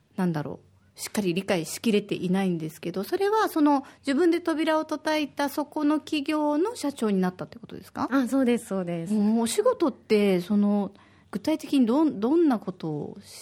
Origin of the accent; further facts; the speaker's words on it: Osaka, Japan; now in Okinawa, Japan; 私は大阪出身で